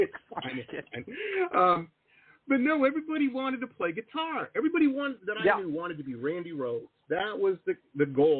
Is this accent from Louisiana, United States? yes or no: no; Detroit, Michigan, United States; I grew up in Detroit, so I grew up with Motown and a lot of rock music and stuff too.